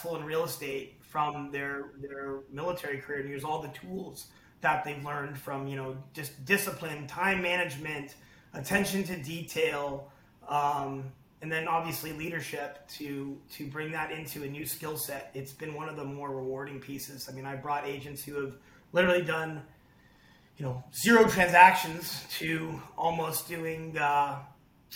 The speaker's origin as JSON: {"language": "English", "town": "San Carlos", "region": "California", "country": "United States", "tie": "born or raised there", "also_born_or_lived": "Canada", "said": "my hometown in San Carlos here in Northern California, where I'm from"}